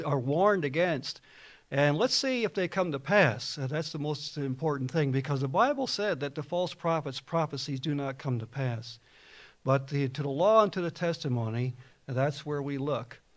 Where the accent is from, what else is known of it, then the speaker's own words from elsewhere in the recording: New Jersey, United States; I was raised a Baptist in New Jersey